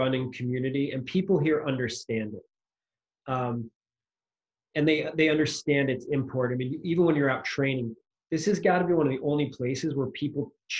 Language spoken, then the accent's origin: English; Boston, Massachusetts, United States; out of a bar owned by a kid I grew up with in Boston, Fenway Johnny's near Fenway Park.